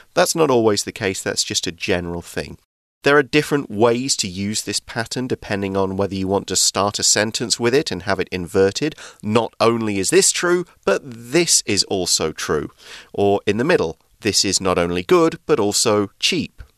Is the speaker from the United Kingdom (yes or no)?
yes; England, United Kingdom; in the UK, in my hometown